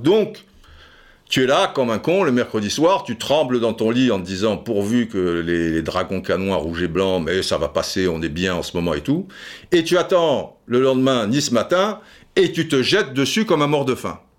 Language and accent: French; Brazzaville, Republic of the Congo; Je suis un enfant de Brazzaville